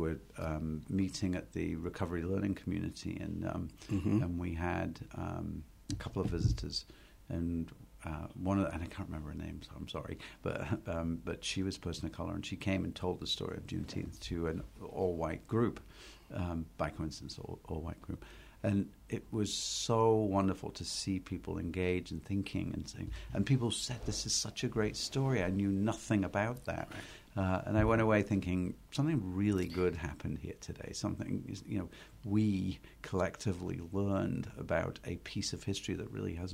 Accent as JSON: {"language": "English", "region": "England", "country": "United Kingdom", "moved": "as an adult", "lives_now": "United States", "said": "being an English person"}